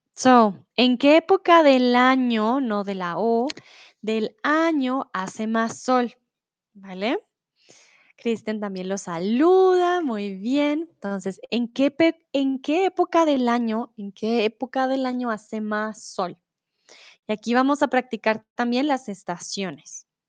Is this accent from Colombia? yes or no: yes; Bogotá, Colombia; also born or lived in Mexico; now in Germany; soy de Colombia, de la capital de Bogotá